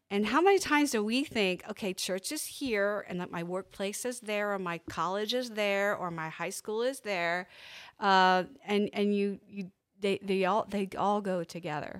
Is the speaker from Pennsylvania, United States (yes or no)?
yes; Pennsylvania, United States; I'm from Pennsylvania